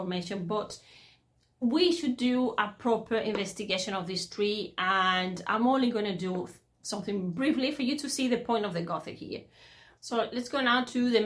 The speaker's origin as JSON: {"language": "English", "country": "Spain", "second_language": "English", "said": "I'm into English philology and I'm Spanish."}